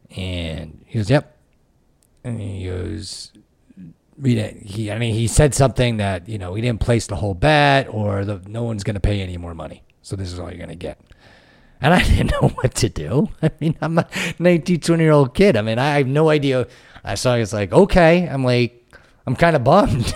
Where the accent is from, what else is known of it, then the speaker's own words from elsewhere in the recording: Connecticut, United States; moved away as an adult; also born or lived in Ohio; I was from Connecticut. I went out to Ohio